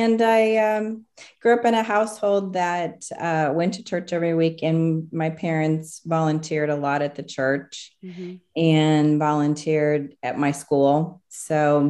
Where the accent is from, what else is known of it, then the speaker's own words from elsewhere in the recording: Raytown, Missouri, United States; I grew up in Raytown, so I've lived here in the Kansas City area my whole life